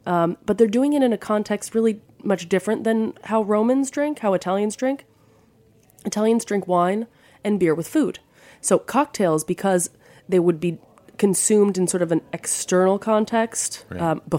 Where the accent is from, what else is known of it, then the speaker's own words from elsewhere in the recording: New Jersey, United States; moved away as an adult; now in Rome, Italy; I'm from the Garden State.